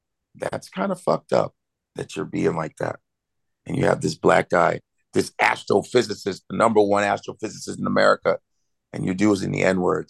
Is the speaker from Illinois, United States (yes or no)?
yes; Chicago, Illinois, United States; I grew up in Chicago, and, you know, you got the most segregated city in the country, Chicago.